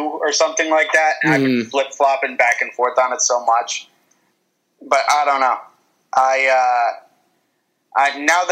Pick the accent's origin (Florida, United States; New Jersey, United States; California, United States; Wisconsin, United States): New Jersey, United States; I'm from North Jersey